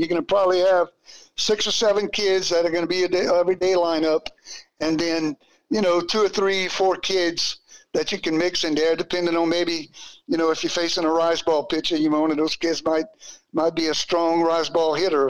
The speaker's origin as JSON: {"language": "English", "town": "Abbeville", "region": "Louisiana", "country": "United States", "tie": "born or raised there", "said": "when I was growing up in Abbeville, Babe Ruth, uh, Babe Ruth League was a very big part of what I did"}